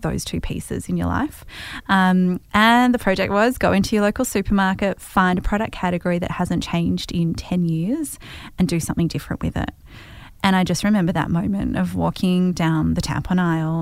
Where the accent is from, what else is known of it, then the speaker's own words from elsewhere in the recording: Hawthorn, Victoria, Australia; I grew up in Hawthorn